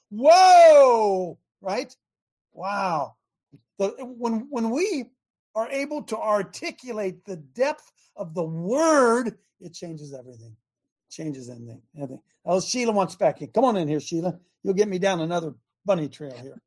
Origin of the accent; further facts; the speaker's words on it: United States; Being an American